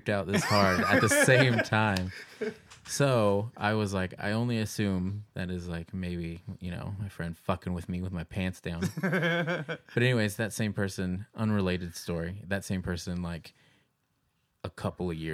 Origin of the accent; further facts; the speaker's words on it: Kansas, United States; we grew up in Kansas